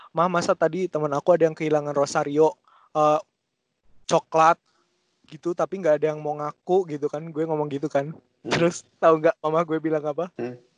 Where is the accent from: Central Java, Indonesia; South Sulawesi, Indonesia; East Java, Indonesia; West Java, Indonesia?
Central Java, Indonesia; Semarang; accent: Semarang; kayak pas gue di Semarang aja cuman ya gue nggak bisa ngomong bahasa Jawa gue tau lah cuman maksudnya gue tetap pakai logat Semarang gitu loh